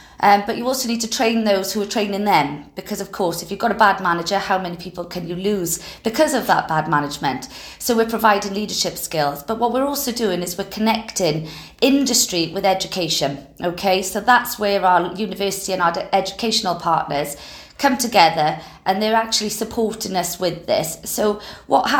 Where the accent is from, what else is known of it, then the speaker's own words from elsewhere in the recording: Wales, United Kingdom; you're going to tell I'm Welsh